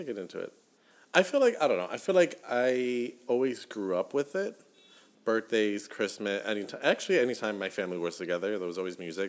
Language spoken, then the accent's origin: English; the South, United States; growing up in the South